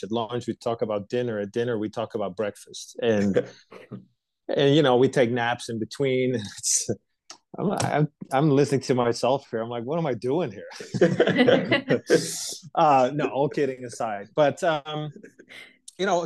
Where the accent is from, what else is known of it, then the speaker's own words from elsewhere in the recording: right outside of Amsterdam, North Holland, Netherlands; moved away as an adult; now in United States; I was born and raised in Europe. I lived most of my life in the Netherlands, born right outside of Amsterdam